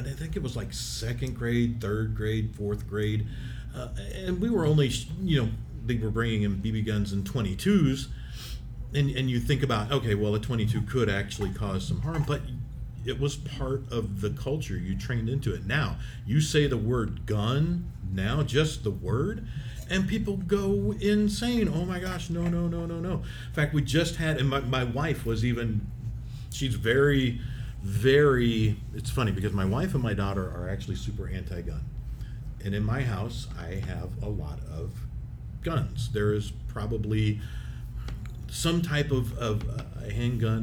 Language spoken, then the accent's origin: English; Independence, Missouri, United States; I grew up in Independence, Missouri